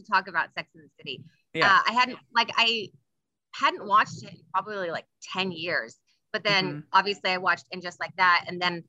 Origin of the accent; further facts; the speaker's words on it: Bay Area, California, United States; I'm from the Bay Area.